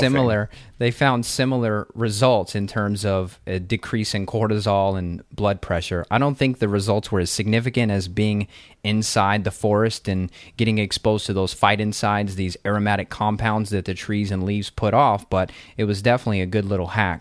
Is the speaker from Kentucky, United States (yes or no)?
yes; Kentucky, United States; also born or lived in Las Vegas; I'm from Kentucky where it's a temperate forest. You have four seasons here.